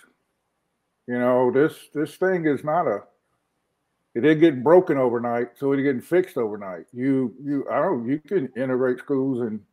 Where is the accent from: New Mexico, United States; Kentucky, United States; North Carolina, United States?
North Carolina, United States; Wilmington; born or raised there; moved away as an adult; also born or lived in Norfolk, Virginia / Charlotte, North Carolina